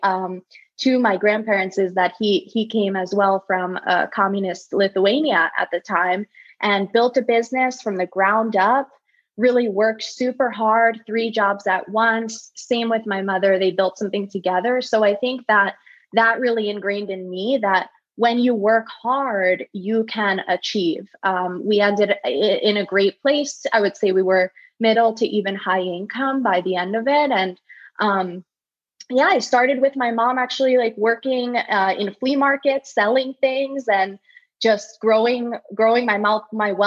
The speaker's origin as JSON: {"language": "English", "country": "United States", "tie": "born or raised there", "said": "growing up in the States"}